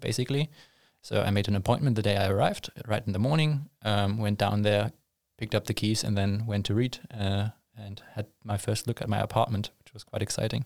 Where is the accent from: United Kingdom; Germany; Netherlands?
Germany; moved away as an adult; now in Linköping, Sweden; I'm from Germany originally